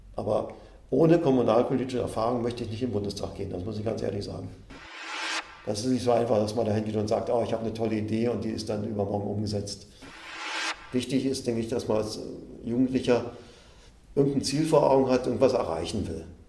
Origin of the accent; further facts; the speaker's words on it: Berlin, Germany; moved away as an adult; now in Stendal, Germany; da ich ja in Berlin groß geworden bin